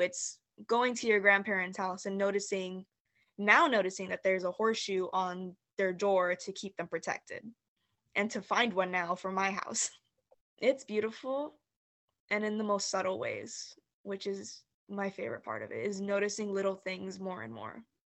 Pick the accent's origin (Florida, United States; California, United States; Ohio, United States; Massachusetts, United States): California, United States; Los Angeles; I'm actually from Highland Park, California